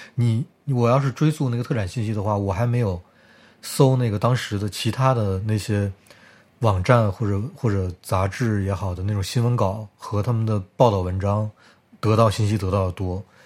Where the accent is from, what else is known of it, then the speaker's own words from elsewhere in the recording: Harbin, Heilongjiang, China; now in Germany; 你说我对家乡不热爱，我是热爱的呀。就是我，我，我从小到大觉得哈尔滨是个特别特殊的城市